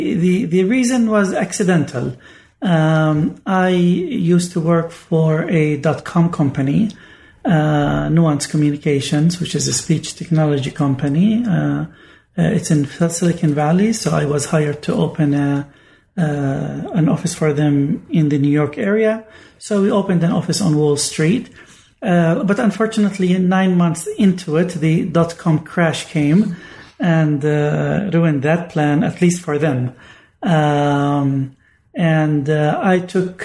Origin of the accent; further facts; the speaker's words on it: Bethlehem, West Bank, Palestine; moved away as an adult; also born or lived in Oxford; I grew up in the Syriac church in Bethlehem